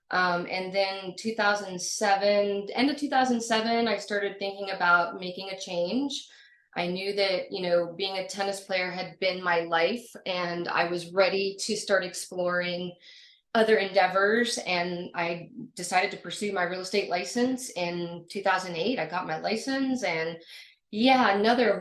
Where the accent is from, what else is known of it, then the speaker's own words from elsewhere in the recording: Florida, United States; moved away as an adult; also born or lived in North Carolina / New Orleans; I grew up in Florida